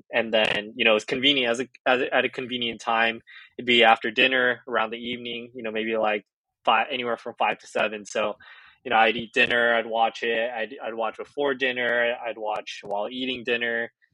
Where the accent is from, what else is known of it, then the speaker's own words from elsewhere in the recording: Orange County, California, United States; being a kid from LA, right, and like growing up in Orange County